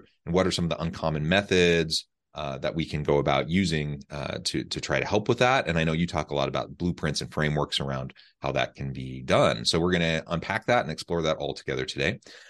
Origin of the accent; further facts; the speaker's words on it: Missouri, United States; I'm from Missouri, not far from Omaha, really, just a few hours, and a wonderful part of the country.